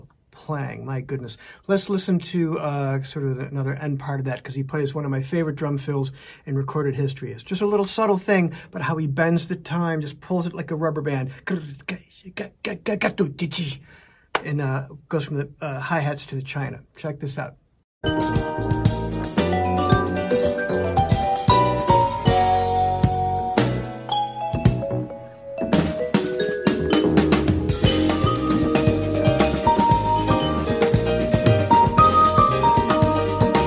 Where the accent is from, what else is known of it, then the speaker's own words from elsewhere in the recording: Chicago, Illinois, United States; growing up in Chicago